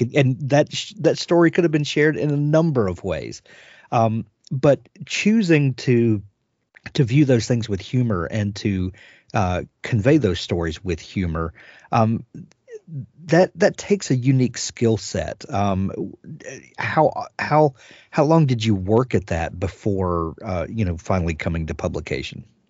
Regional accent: South Mississippi, United States; I'm from South Mississippi

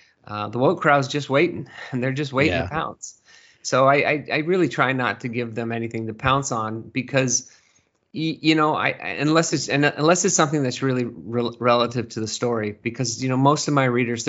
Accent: Burlingame, California, United States; moved away as an adult; now in Seattle, United States; No, I grew up in Burlingame, California. And I lived there in the Bay Area up until I was probably 30. I was probably 36, 37 when we moved to Seattle.

